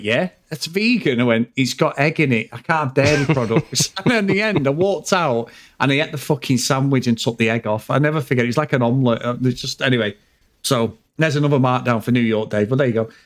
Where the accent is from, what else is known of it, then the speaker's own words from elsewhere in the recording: England, United Kingdom; when they knew you from England